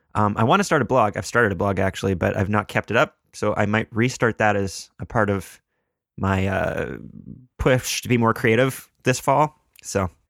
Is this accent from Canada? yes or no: yes; Canada; I am a Canadian, which gives me a, a Canadian perspective